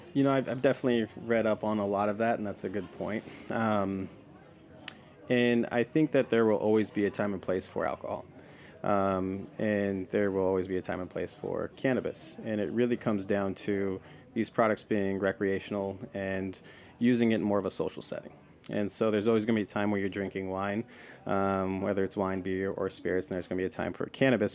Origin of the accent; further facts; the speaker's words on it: the Northwest, Pacific Northwest, United States; I grew up in the Northwest. That's where I'm from.